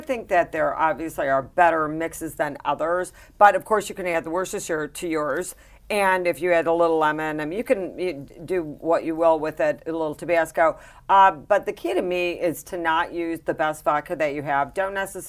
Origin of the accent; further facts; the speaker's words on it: Midwest, United States; I hail from the Midwest.